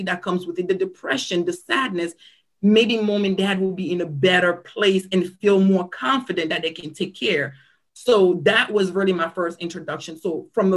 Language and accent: English; Cameroon; also born or lived in Silver Spring, Maryland, United States; now in United States; I am originally from Cameroon, Africa. I came to the United States and settled in the Silver Spring-Tacoma Park area about 1997. I moved here with my parents